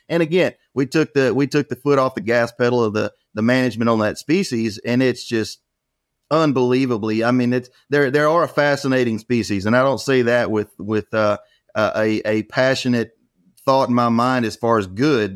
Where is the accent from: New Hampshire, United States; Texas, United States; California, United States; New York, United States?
Texas, United States; near Beaumont, Southeast; I was raised in Southeast Texas, about an hour outside of Beaumont.